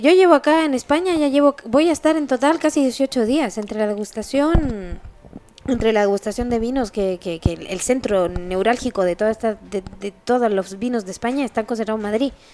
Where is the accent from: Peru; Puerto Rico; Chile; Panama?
Chile; also born or lived in Spain; now in France; Yo vivo en Francia, soy chilena, mitad alemana